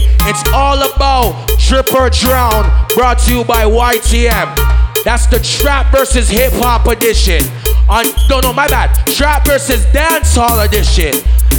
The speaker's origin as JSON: {"language": "English", "town": "Portmore", "region": "Saint Catherine", "country": "Jamaica", "said": "I'm from Portmore, that's in JA."}